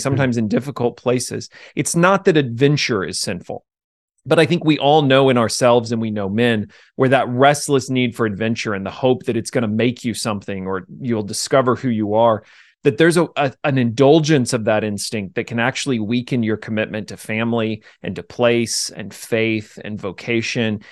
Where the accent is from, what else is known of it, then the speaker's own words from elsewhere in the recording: Jefferson City, Missouri, United States; also born or lived in Ozark, Missouri; I grew up in Jefferson City, the capital